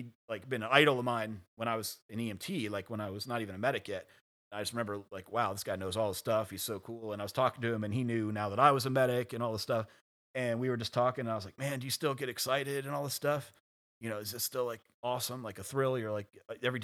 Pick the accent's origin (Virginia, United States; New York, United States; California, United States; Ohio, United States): Virginia, United States; you were born and raised in Virginia